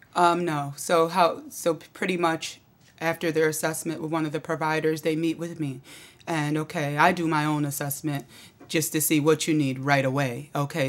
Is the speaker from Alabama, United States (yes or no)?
no; Auburn, New York, United States; now in Syracuse, United States; I grew up in Auburn, but I live in Syracuse